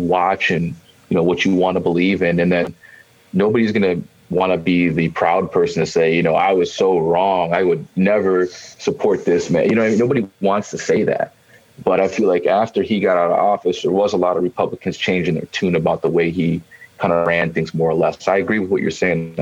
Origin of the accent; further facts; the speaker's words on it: United States; as American people